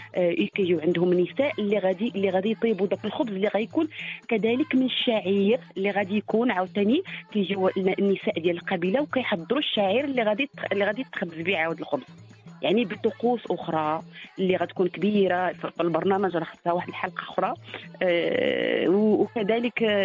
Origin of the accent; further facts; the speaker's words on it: southern Morocco, Morocco; عندنا في الجنوب